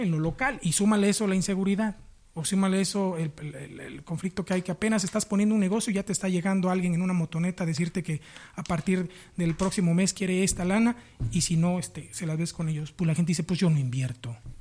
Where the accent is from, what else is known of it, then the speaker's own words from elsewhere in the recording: Oaxaca, Mexico; lo difícil que es como oaxaqueño, como vallisto, comer pescado cuando tenemos un estado con mar